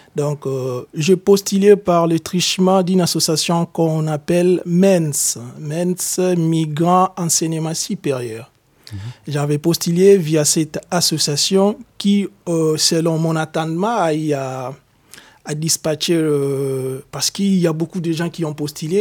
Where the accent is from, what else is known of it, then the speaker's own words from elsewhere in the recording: DR Congo; moved away as an adult; also born or lived in Lithuania / Germany; now in France; Je suis de nationalité congolaise. Je viens de la République démocratique du Congo